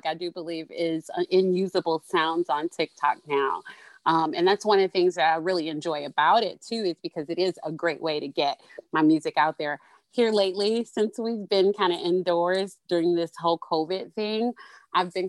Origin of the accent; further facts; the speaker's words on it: Detroit, Michigan, United States; now in Toledo, United States; I'm actually based in Toledo, Ohio right now by way of Detroit, Michigan. I'm originally from Detroit